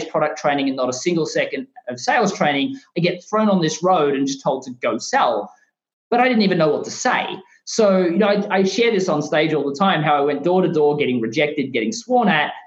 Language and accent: English; Australia; moved away as an adult; now in United States; my home country of Australia